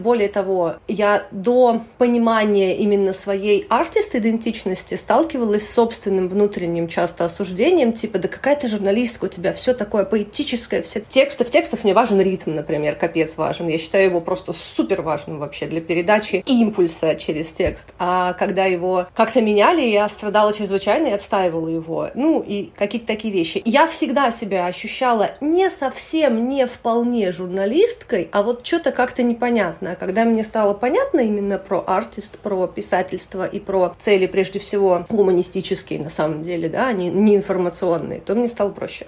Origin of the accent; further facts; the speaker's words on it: Samara, Samara Oblast, Russia; moved away as an adult; also born or lived in Moldova / Moscow, Russia; now in Saint Petersburg, Russia; Это Самара. Я выросла в Самаре